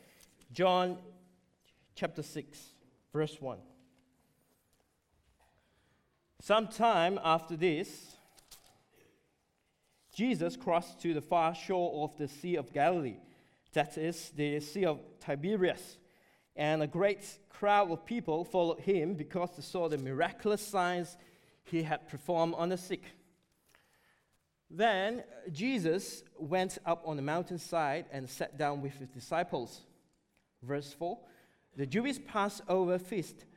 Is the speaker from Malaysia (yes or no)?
yes; Malaysia; moved away; we had an opportunity to visit Malaysia, my home country.